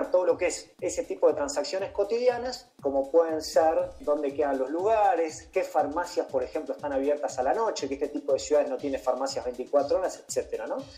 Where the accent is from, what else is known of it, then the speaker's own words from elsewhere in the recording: Argentina; nosotros somos oriundos de una pequeña ciudad argentina, una ciudad de 100.000 habitante